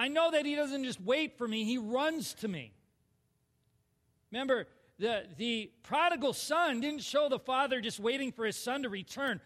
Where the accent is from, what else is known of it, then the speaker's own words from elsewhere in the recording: Minnesota, United States; I'm a Minnesotan